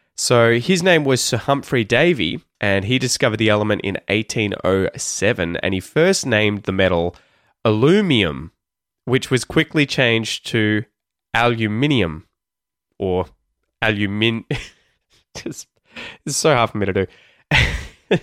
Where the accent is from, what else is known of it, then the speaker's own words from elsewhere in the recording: Australia; accent: Australian; the Australian accent, my Australian accent.